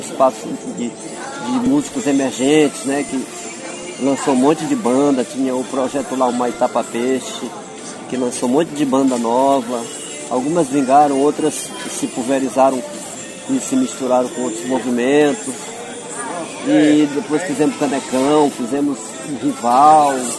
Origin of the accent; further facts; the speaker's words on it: São Luís, Maranhão, Brazil; moved away as an adult; also born or lived in Bacurituba, Maranhão; now in Rio de Janeiro, Brazil; minha referência maior já é o bairro da Liberdade, onde eu me criei